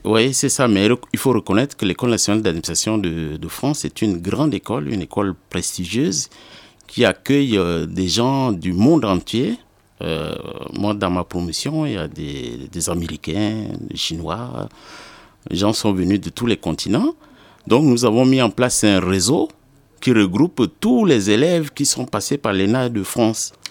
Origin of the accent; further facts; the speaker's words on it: N'Djamena, Chad; je suis né le 2 août 1974 à N'Djamena, c'est la capitale du Tchad.